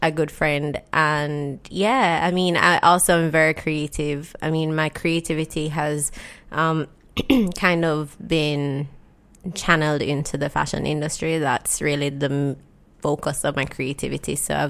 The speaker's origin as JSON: {"language": "English", "country": "Jamaica", "tie": "born or raised there", "said": "Growing up in Jamaica, so my parents are separated, right? So I have like 2 different lives growing up from when I was a kid. First, like I used to live with my dad and he lived in Mountain View area."}